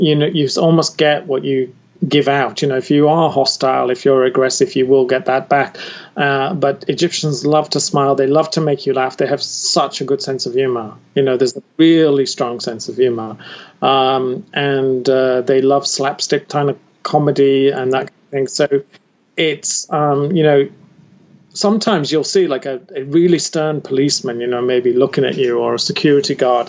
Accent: United Kingdom; I'm British

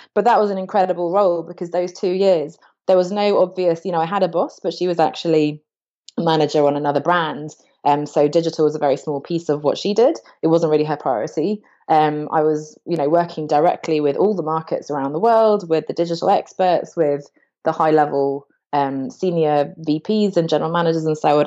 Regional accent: England, United Kingdom; I grew up in England, but I changed to an American school

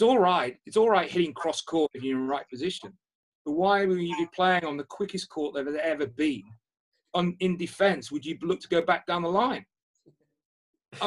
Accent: Liverpool, North West England, United Kingdom; when I was coming from Liverpool

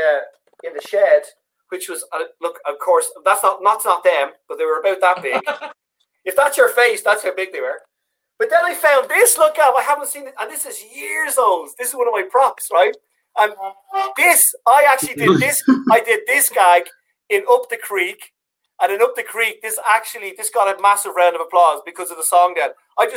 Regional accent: Dublin, Leinster, Ireland; accent: Dublin; My accent was very Dublin. Like, I used to talk like this all the time on stage.

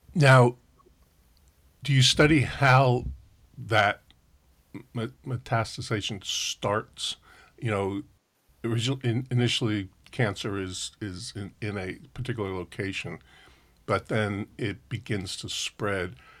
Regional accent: New Jersey, United States; moved away; also born or lived in Berkeley, California; I grew up in New Jersey

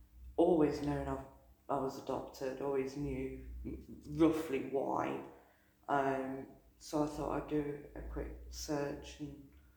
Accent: Nottingham, East Midlands, United Kingdom; born or raised there; also born or lived in Ashford, Kent

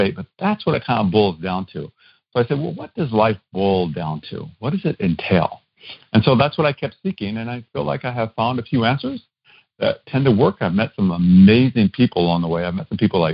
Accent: Iowa, United States; I grew up in Iowa. That's where I'm originally from

